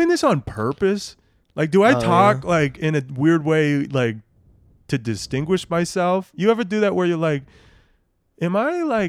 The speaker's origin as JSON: {"language": "English", "region": "Nebraska", "country": "United States", "tie": "born or raised there", "said": "sometimes people are surprised to hear, like, I grew up in Nebraska. Nebraska doesn't have an accent."}